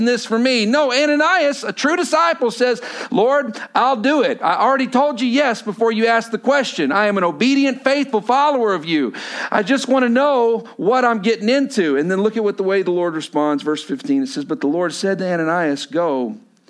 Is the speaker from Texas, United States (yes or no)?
yes; Texas, United States; I come from Texas